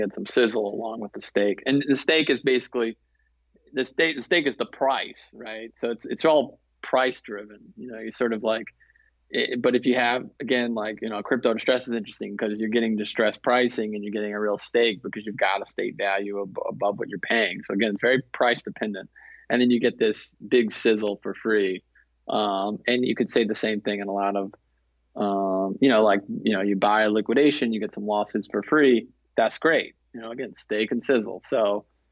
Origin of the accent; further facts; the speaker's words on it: the South, United States; I'm from the South